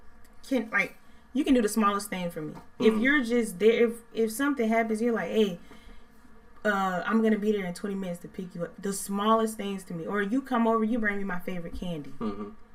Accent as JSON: {"language": "English", "town": "St. Petersburg", "region": "Florida", "country": "United States", "said": "I'm from the south of Florida. Yeah. St. Pete."}